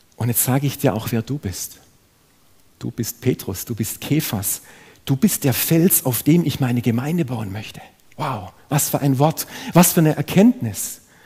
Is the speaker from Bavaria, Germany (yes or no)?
no; Ludwigsburg, Baden-Württemberg, Germany; Ich bin selber in eine, in eine schwäbische Familie hineingeboren worden. Ich habe einen jüngeren Bruder. Ich bin in Ludwigsburg aufgewachsen